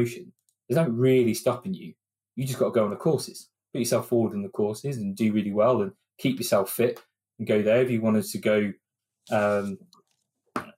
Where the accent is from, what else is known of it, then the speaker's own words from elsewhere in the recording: Oxford, South East England, United Kingdom; moved away as an adult; now in Milton Keynes, United Kingdom; I'm not originally from here. I'm originally from Oxford.